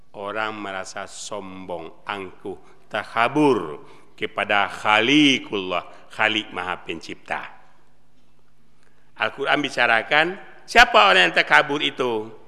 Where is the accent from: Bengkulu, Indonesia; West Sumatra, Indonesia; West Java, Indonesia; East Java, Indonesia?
West Sumatra, Indonesia; saya ngomongnya Muslim. Saya orang Sumatera Barat.